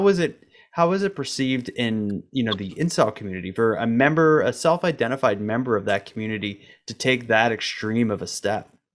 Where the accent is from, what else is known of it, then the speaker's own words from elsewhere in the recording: Canada; as a Canadian